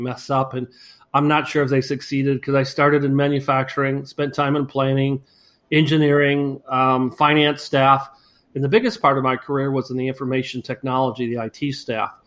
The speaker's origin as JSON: {"language": "English", "area": "near Flint", "region": "Michigan", "country": "United States", "tie": "born or raised there", "moved": "as an adult", "lives_now": "Florida, United States", "said": "I grew up in the Michigan area, not too far from the infamous Flint, Michigan"}